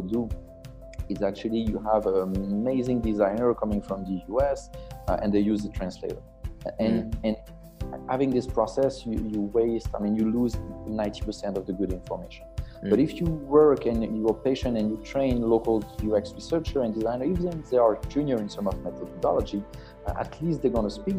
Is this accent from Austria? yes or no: no; France; moved away as an adult; also born or lived in Belgium / United Kingdom / United States; now in Senegal; I'm French. I grew up in France.